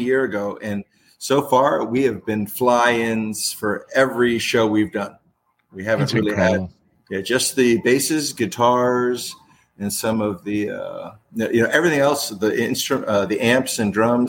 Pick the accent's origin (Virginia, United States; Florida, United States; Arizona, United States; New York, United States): Virginia, United States; Fredericksburg; I'm from Fredericksburg, Virginia